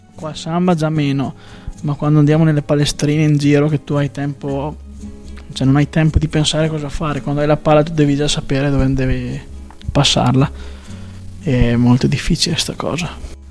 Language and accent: Italian; Stenico, Trentino-Alto Adige, Italy; Prima ho giocato vicino al mio paese, perché io sono di Stenico, vicino al Termedicomano.